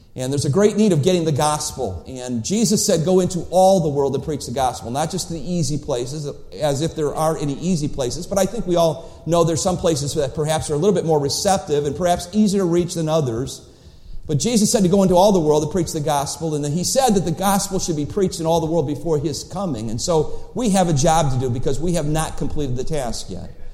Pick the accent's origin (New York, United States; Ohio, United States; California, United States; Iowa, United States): Ohio, United States; Cleveland; When I was a boy growing up in Cleveland, Ohio